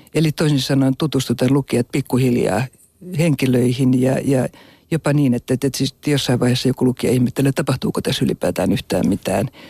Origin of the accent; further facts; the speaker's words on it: Helsinki, Uusimaa, Finland; also born or lived in Kokkola / Abu Dhabi; mä olin alle kaksivuotias, kun muutettiin Helsinkiin. Ja mut on jopa virallisesti valittu Stadin Friiduksi